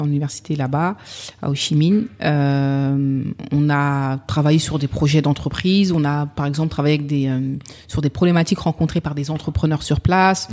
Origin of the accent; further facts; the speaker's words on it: Sevran, Île-de-France, France; j'ai grandi à Sevran.